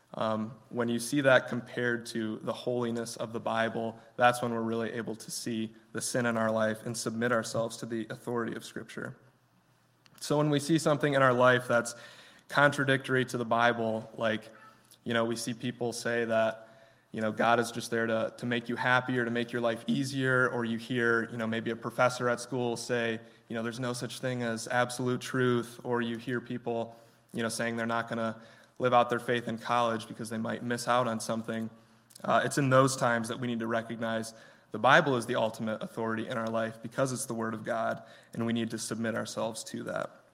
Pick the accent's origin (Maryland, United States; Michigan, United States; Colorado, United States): Michigan, United States; Grant; I'm from Grant, Michigan. It's a very small town, I think population like 900 right now